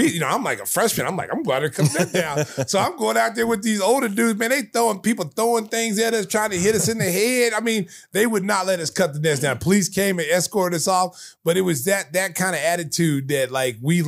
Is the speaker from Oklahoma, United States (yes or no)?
yes; Oklahoma, United States; I was from Oklahoma